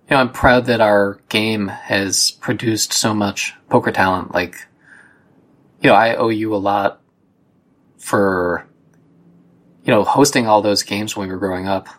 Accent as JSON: {"language": "English", "region": "Ohio", "country": "United States", "tie": "born or raised there", "said": "you and I grew up together in Ohio"}